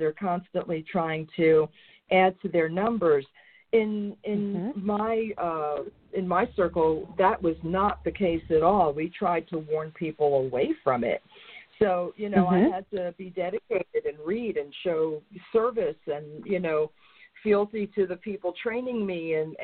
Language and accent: English; New York, United States; I used to go into Manhattan because I'm from New York